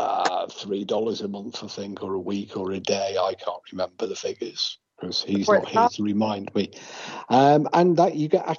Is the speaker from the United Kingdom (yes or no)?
yes; England, United Kingdom; accent: English; now in Wales, United Kingdom; I'm English